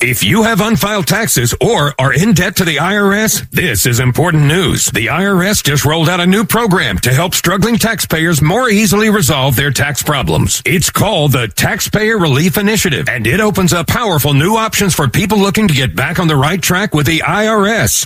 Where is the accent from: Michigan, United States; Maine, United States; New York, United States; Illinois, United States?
Maine, United States; Lewiston; moved away as an adult; also born or lived in San Diego, California; now in Richmond, United States; I actually grew up in Lewiston, Maine